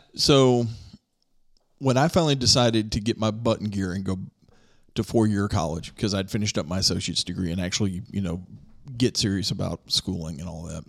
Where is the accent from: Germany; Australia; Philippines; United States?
United States; near Bowling Green, Kentucky; moved away; I'm originally from Kentucky, just over from Bowling Green